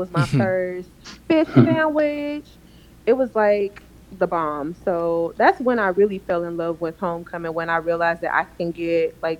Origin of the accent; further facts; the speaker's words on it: Stone Mountain, Georgia, United States; I'm from Stone Mountain.